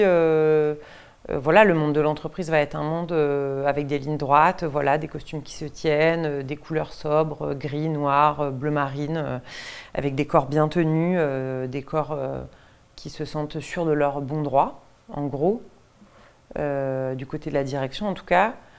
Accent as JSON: {"language": "French", "area": "Deux-Sèvres", "region": "Nouvelle-Aquitaine", "country": "France", "tie": "born or raised there", "said": "je viens du même département que Laurent Cantet, je viens des Deux-Sèvres, qui est un département très rural dans l'ouest de la France."}